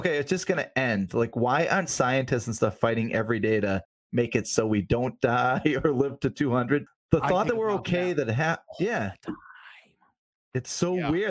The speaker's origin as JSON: {"language": "English", "town": "Weymouth", "region": "Massachusetts", "country": "United States", "tie": "born or raised there", "said": "We grew up in Weymouth on Whitman's Pond, which is just this like murky, disgusting pond."}